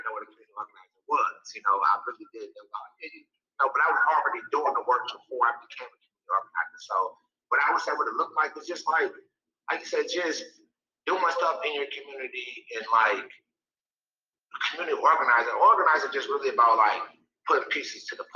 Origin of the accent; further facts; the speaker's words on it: Minneapolis, Minnesota, United States; I'm born and raised in Minnesota. I grew up in Central Neighborhood